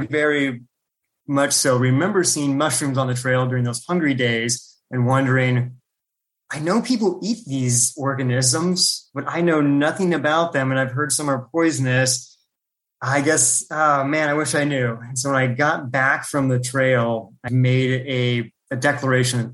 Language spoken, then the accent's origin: English; Calaveras County, California, United States; also born or lived in Klamath Falls, Oregon; I grew up in Klamath Falls, Oregon, which is just at the California Oregon border. And so it's a pretty rural portion of Oregon. And so it's pretty much surrounded by forests. But then around first grade, we moved down to Calaveras County in California